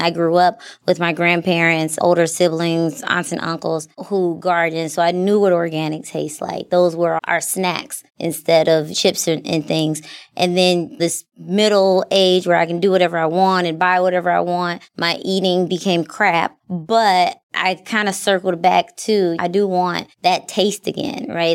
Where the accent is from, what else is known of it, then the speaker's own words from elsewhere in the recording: Milwaukee, Wisconsin, United States; moved away as an adult; I moved away from Milwaukee. I came back. I live in my same neighborhood that I grew up in.